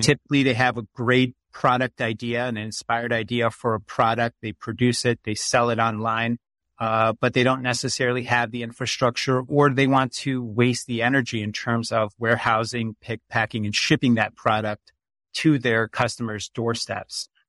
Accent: Chicago, Illinois, United States; I grew up in Chicago, Illinois. I was born there and spent most of my life there.

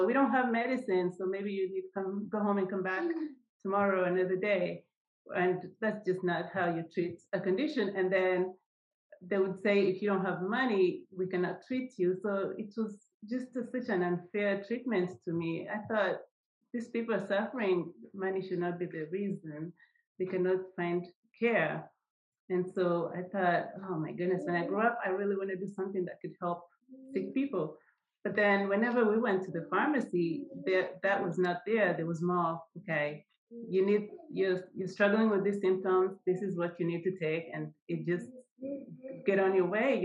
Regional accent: Kenya; moved away; I grew up in Kenya

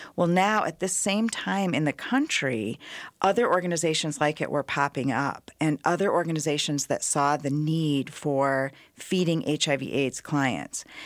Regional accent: Iowa, United States; moved away as an adult; now in Twin Cities, United States; I'm from Iowa.

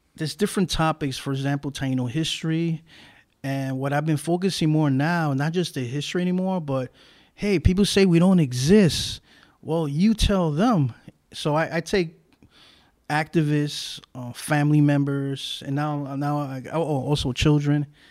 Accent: New York City, New York, United States; I was born in Brooklyn

